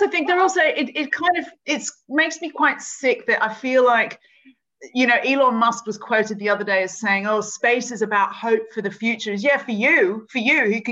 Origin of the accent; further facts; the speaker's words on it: Australia; now in United Kingdom; I'm from Australia